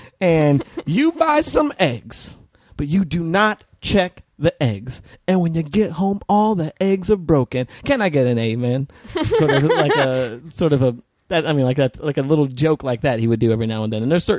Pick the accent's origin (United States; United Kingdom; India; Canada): United States; New Mexico; moved away; also born or lived in Las Vegas, Nevada; I was raised in New Mexico before I moved to Vegas. So it was like Southern Baptist